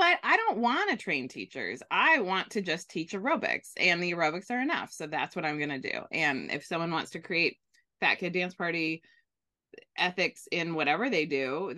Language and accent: English; Bay Area, California, United States; I grew up in the Bay Area with Pete's Coffee